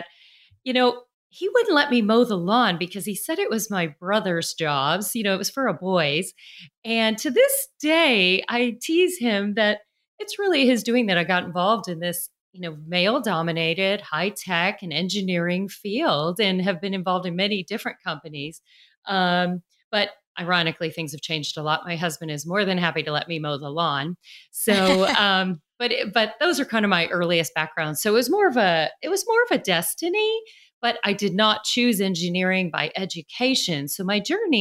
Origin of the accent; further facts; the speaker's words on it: Chicago, Illinois, United States; now in Nashville, United States; I grew up in Chicago, although I live in Nashville, Tennessee now